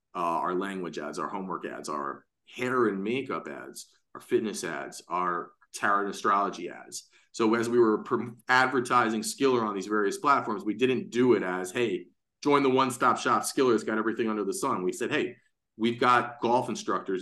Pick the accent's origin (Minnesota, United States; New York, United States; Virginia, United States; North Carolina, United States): New York, United States; New York City; I'm born and raised in Manhattan